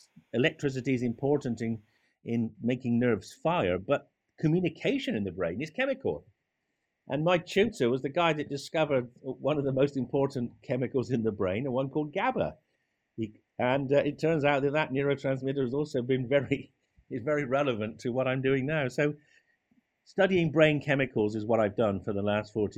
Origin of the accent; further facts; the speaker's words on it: South West England, United Kingdom; also born or lived in Cambridge; I'm an Englishman, as you can gather from my accent. I was born in the West Country of England.